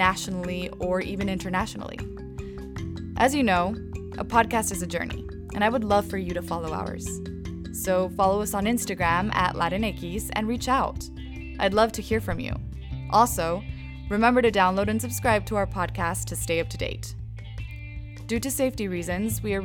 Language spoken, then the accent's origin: English; Mexico; I'm from Mexico